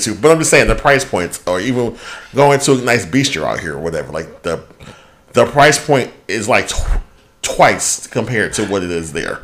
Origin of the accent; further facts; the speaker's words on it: United States; I'm being American